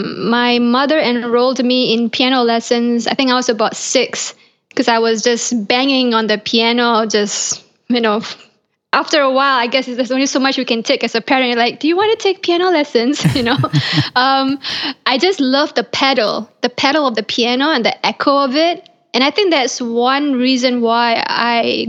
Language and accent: English; Malaysia; moved away as an adult; now in Los Angeles, United States; I was born in Malaysia and I grew up in Malaysia